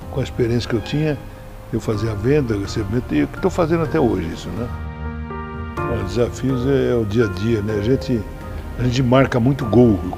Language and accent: Portuguese; Botucatu, São Paulo, Brazil; born there; Eu nasci em Butucatu e meu pai naquele tempo era gerente de Pernambucana, loja Riachuelo.